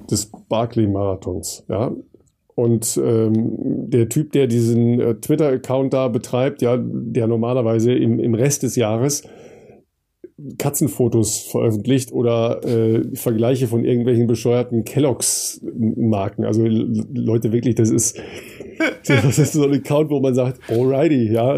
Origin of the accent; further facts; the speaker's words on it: Dorsten, North Rhine-Westphalia, Germany; meine Heimat in Dorsten